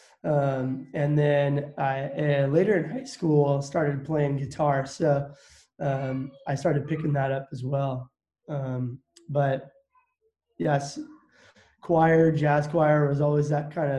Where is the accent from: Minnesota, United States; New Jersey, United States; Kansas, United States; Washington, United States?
Washington, United States; Cashmere; born or raised there; also born or lived in Midland, Texas; now in Wenatchee, United States